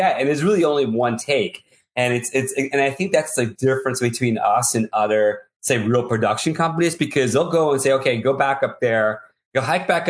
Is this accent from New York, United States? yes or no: yes; New York City, New York, United States; accent: nasal city voice; I'm a New Yorker. I was born in the city, and I've got a nasal city voice.